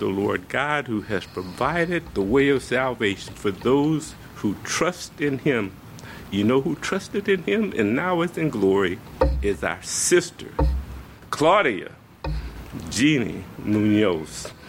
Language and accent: English; the South, United States; I said, you know, I'm from the South. I'm going to bring you some tapes from, you know, maybe Black Baptist churches.